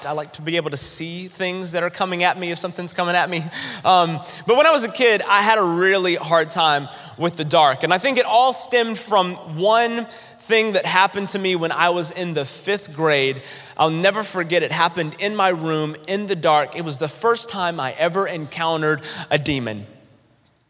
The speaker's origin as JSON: {"language": "English", "region": "North Carolina", "country": "United States", "tie": "born or raised there", "said": "I grew up in the South. I grew up in North Carolina. That's where I'm from."}